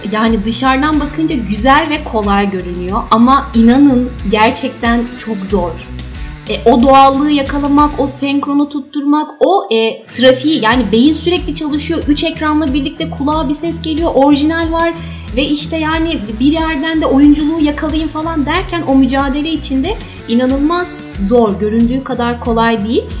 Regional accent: Istanbul, Turkey; also born or lived in Kayseri; Doğma büyüme İstanbul'dayım

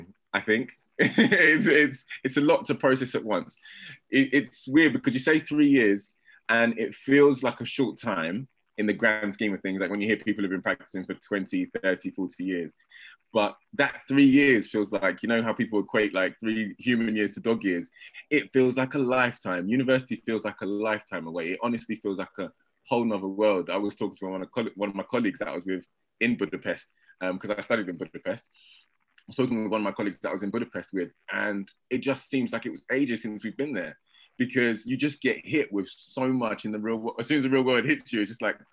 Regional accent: United Kingdom; also born or lived in Hungary; I'm part Hungarian as well as I am British

